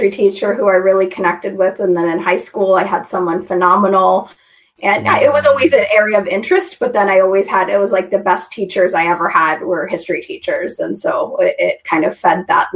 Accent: Idaho, United States; I grew up in Idaho. I grew up in a small town

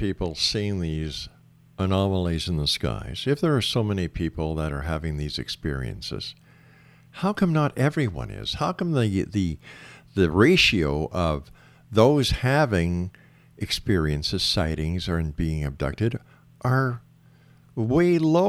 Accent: Canada; Wait a second. I'm a Canadian, and that's how I'd like to see it done.

